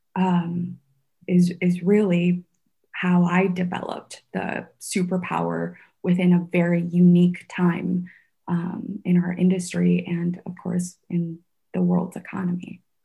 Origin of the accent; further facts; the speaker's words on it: Sioux Falls, South Dakota, United States; English is a second language; also born or lived in Vietnam / San Francisco; my community here in sioux falls where i grew up